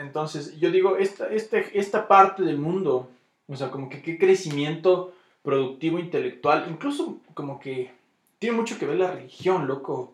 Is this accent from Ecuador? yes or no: yes; Ecuador; yo soy ecuatoriano por cómo hablo